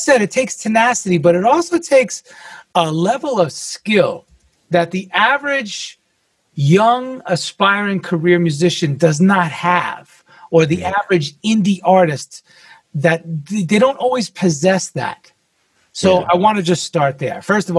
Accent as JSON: {"language": "English", "region": "New York", "country": "United States", "said": "I'm from New York originally, but I've had over 30 physical addresses."}